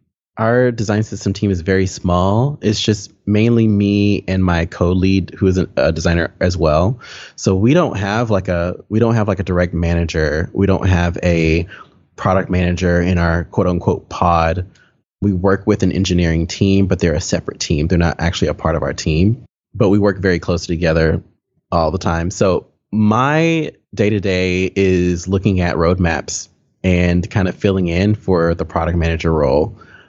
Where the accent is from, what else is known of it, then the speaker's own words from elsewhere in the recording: Texas, United States; I grew up in or near Waco, Texas, which if you're not familiar with Waco for some reason, it is in the center of Texas, central Texas. I grew up in a very small town, maybe 15, 20 minutes north of Waco, a very small town.